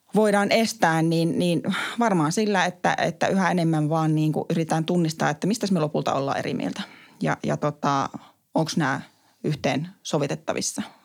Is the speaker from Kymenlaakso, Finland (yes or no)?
no; Kuopio, North Savo, Finland; moved away; kun mä kävin kotikaupungissani Kuopiossa